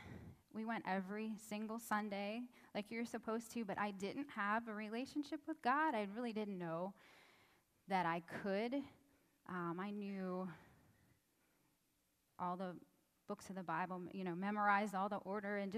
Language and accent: English; Pittsburgh, Pennsylvania, United States; I grew up in the Pittsburgh area